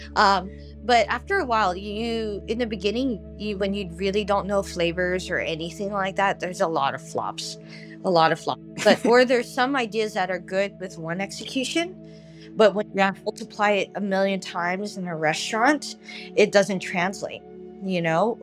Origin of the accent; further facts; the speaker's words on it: Los Angeles, California, United States; now in San Diego, United States; growing up as a kid, I grew up